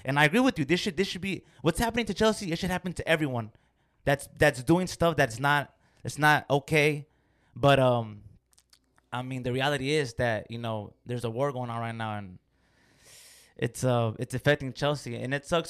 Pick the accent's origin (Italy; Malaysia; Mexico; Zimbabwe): Mexico; I'm from Mexico